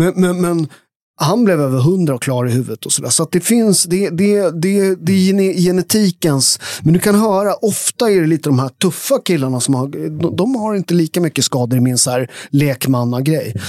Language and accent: Swedish; outside Naples, Campania, Italy; now in Sweden; där jag kommer från i Italien, där har, alltså jag kommer från de värsta områdena utanför Neapel